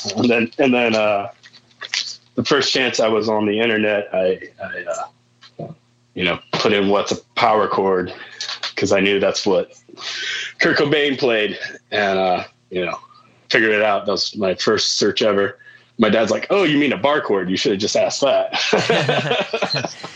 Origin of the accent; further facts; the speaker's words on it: Warsaw, Indiana, United States; also born or lived in Milford, Indiana; I, I, was born and raised in Warsaw